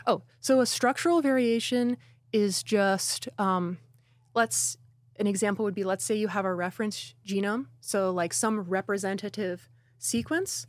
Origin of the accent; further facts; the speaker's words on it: Newburgh, New York, United States; my hometown in Newburgh, New York